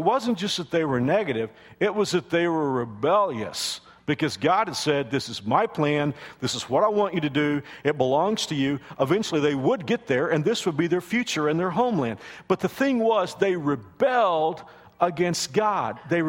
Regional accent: the South, United States; And I know that I'm from the South, and this isn't common today. It's not even part of our culture. But my parents taught me to say sir and ma'am.

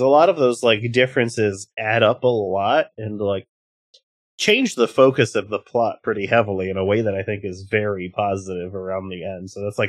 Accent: United States; as an American

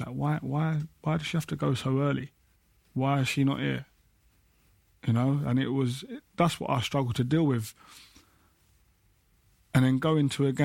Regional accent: London, United Kingdom; I grew up in Peckham playing football

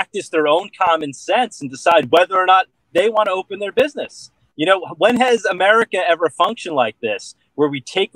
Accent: Long Island, New York, United States; born and raised on Long Island

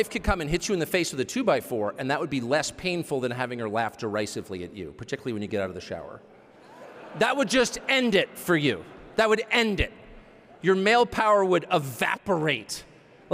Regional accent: United States; I'm the only American

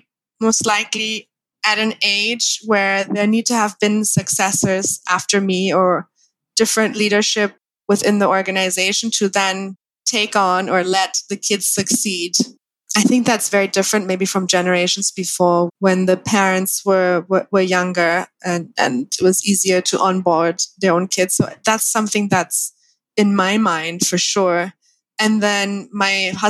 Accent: Thailand; also born or lived in Germany / Spain; I'm born and raised in Thailand.

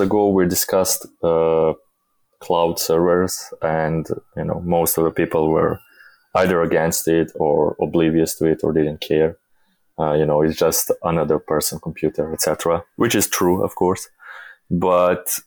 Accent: Bosnia & Herzegovina; I come from Bosnia, which is not the most developed country in the world

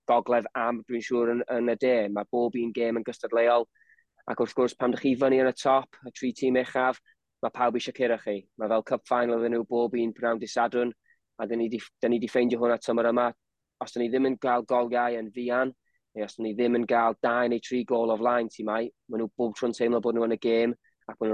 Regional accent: Wrexham, Wales, United Kingdom; fi o Rexham

